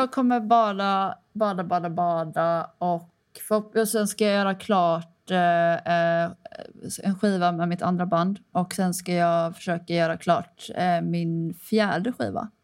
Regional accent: Kullavik, Västra Götaland, Sweden; jag är från Kullavik

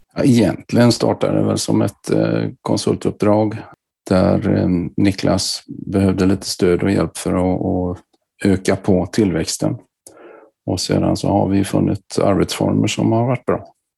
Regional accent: Gothenburg, Västra Götaland, Sweden; min bakgrund är att jag kommer från Göteborg.

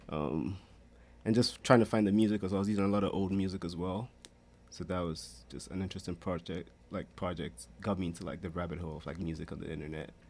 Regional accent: Ghana; I'm from Ghana. Well … I'm from Ghana. I'm a senior at Notre Dame.

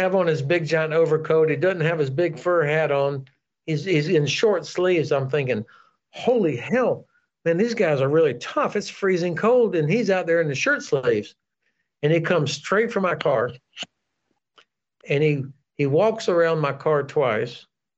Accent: United States; You know, as an American, I could go back and forth on orders.

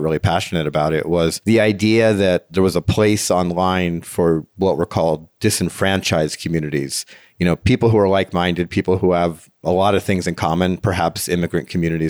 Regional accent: New Jersey, United States; I'm from New Jersey originally

